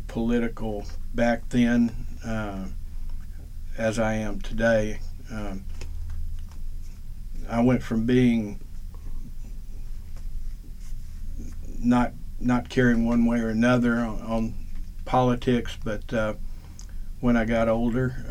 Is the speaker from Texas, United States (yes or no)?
no; Little Rock, Arkansas, United States; I was born in Little Rock, Arkansas, July 12th, 1950